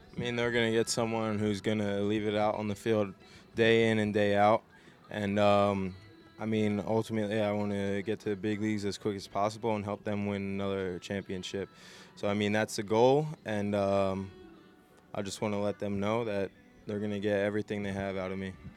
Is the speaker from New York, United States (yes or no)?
no; New Jersey, United States; I was from South Jersey. I grew up a Philly sports fan.